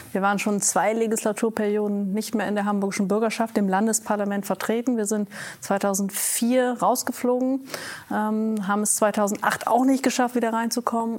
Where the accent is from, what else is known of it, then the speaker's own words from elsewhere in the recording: Vechta, Lower Saxony, Germany; moved away as an adult; also born or lived in Münster / United States; ich bin aufgewachsen in Fechter. Das ist eine niedersächsische Kleinstadt